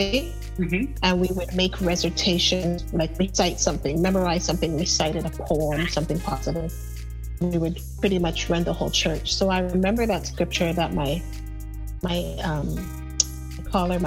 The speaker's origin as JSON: {"language": "English", "country": "Canada", "said": "as a Canadian"}